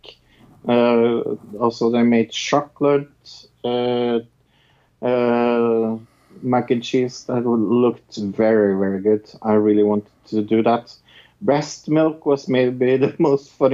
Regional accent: Norway; I'm from Norway

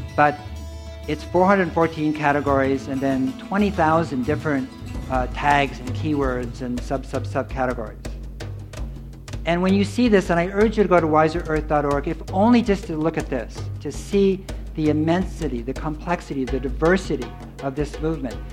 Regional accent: Berkeley, California, United States; I grew up in Berkeley

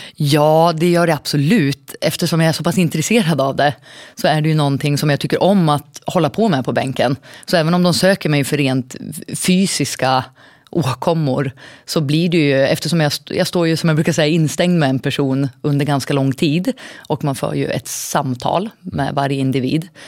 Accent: Surahammar, Västmanland, Sweden; now in Västerås, Sweden; Jag är en liten tjej från Surahammar från början

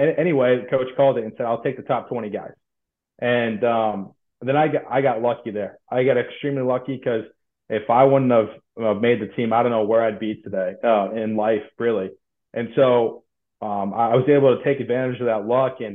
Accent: Mason City, Iowa, United States; growing up in North Iowa

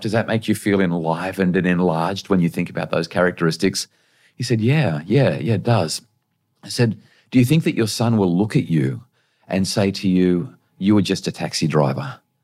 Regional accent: Central Coast, New South Wales, Australia; also born or lived in Brisbane; I grew up in New South Wales on the Central Coast

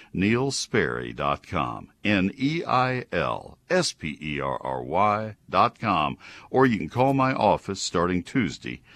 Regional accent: Brazos County, Texas, United States; moved away; Brazos County, my hometown originally

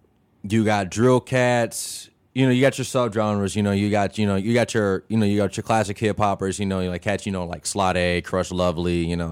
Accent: Champaign, Illinois, United States; I'm not originally from Chicago. {S0} That's okay. {S1} I'm from Champaign, 217 all day.

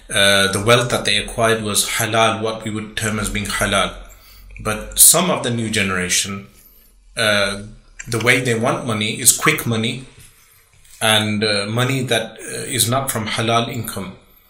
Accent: Birmingham, West Midlands, United Kingdom; Yes, born and raised in Birmingham.

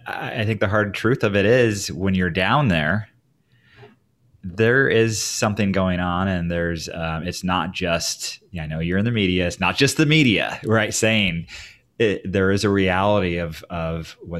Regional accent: Oregon, United States; now in Portland, United States; I moved here in the early 2000s, but I mean, I grew up in Oregon, so it would come up to Portland in the 90s a lot.

